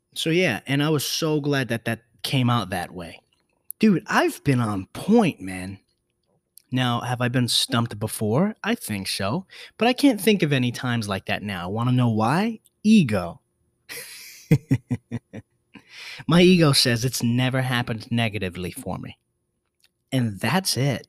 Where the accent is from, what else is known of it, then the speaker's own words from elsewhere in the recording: New York City, New York, United States; I was born in the Bronx